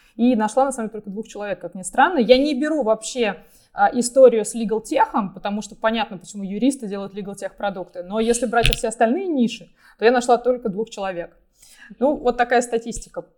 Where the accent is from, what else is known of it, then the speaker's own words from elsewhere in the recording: Russia; moved away as an adult; also born or lived in United States; мы все родились в России и развивались в России